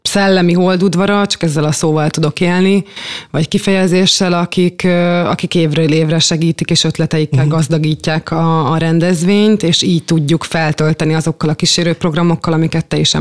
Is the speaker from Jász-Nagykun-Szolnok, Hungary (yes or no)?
yes; Szolnok, Jász-Nagykun-Szolnok, Hungary; én gyermekként is itt játszottam, és itt nőttem fel